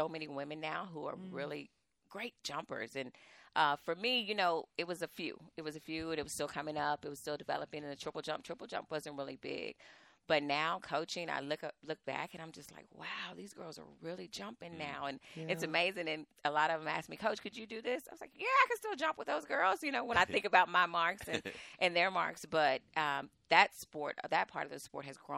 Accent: Waco, Texas, United States; I'm from Waco. Waco, this is home. I went to high school at La Vega

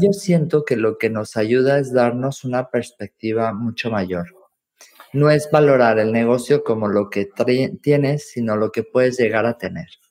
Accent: Mexico; now in Valencia, Spain; como mexicana

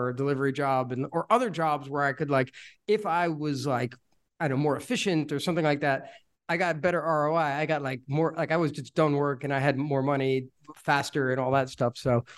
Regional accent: New Jersey, United States; I grew up in New Jersey, and I did also lots of jobs.

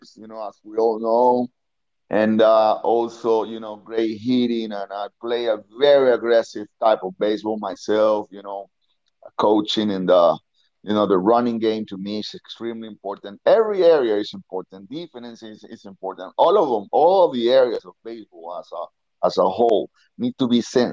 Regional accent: Venezuela; moved away; in Venezuela, back in my hometown

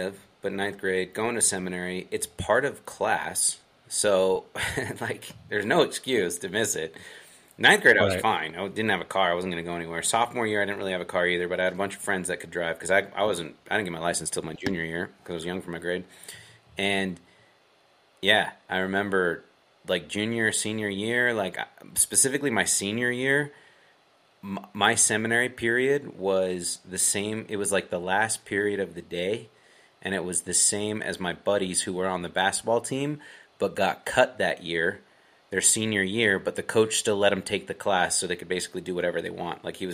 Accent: Utah, United States; I loved growing up in Utah

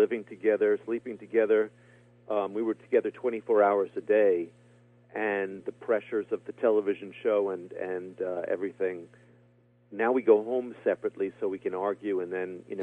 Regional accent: New York City, New York, United States; I grew up in Flushing, Queens, in a very little apartment

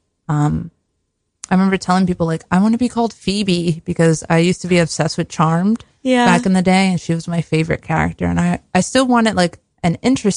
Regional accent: Newark, New Jersey, United States; I'm from Newark, New Jersey, born and raised Jersey girl

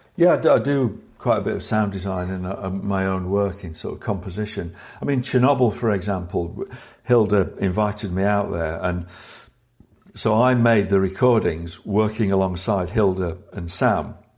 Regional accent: Sheffield, Yorkshire and the Humber, United Kingdom; growing up in Sheffield in the north of England

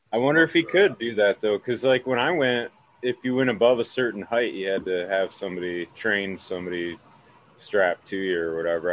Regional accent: Michigan, United States; I said I was from Michigan

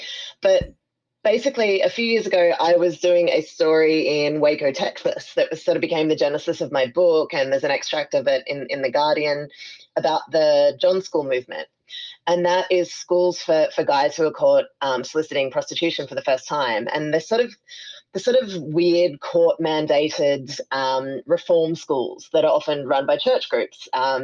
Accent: Sydney, New South Wales, Australia; born or raised there; moved away as an adult; now in New Orleans, United States

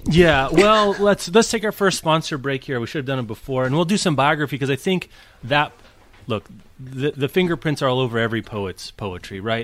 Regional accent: Midwest, United States; as a Midwesterner

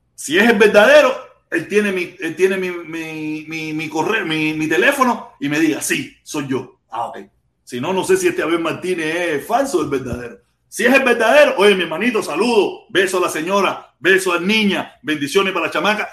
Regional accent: Cuba; mi pueblo cubano

